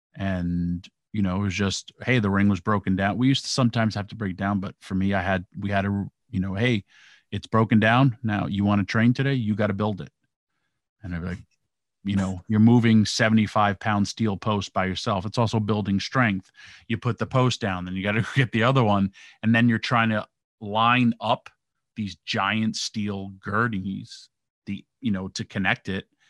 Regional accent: New York, United States; I grew up in New York

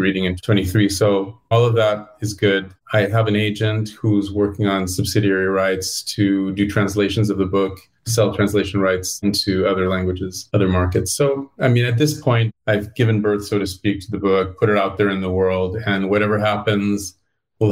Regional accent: Los Angeles, California, United States; moved away as an adult; the country or the state where I was born. And you know, I'm a Californian. I'm a Los Angelino

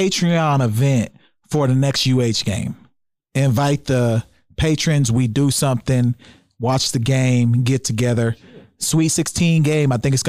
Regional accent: Oklahoma, United States; moved away; I'm from Oklahoma.

